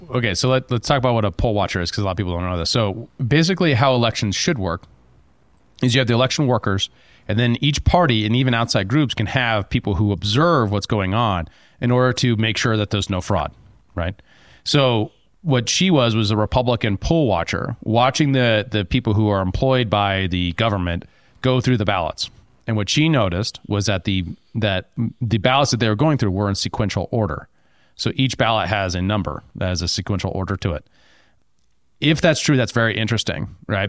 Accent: Helena, Montana, United States; growing up in Helena

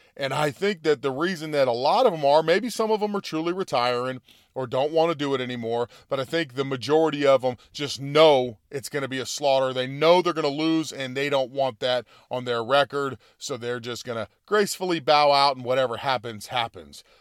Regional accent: United States; I like being an American. Uh, you know, I am from, you know, I'm Italian descent

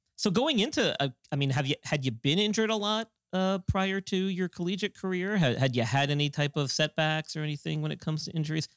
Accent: Northeast, United States; I grew up in the Northeast

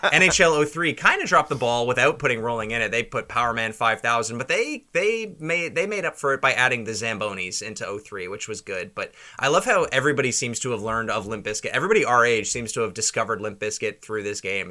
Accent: Toronto, Ontario, Canada; we're from Toronto

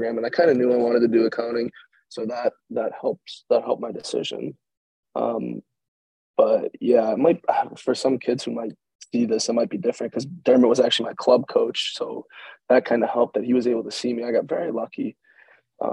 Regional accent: Buffalo, New York, United States; I'm from Buffalo

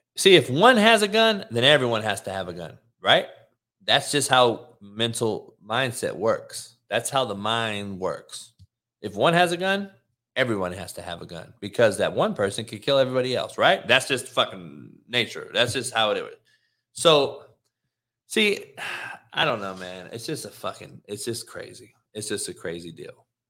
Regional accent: Los Angeles, California, United States; I'm from L A.

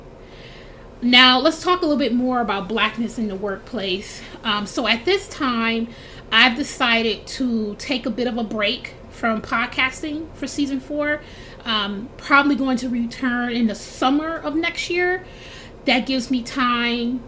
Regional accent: Milwaukee, Wisconsin, United States; moved away as an adult; now in Seattle, United States; I'm from Milwaukee

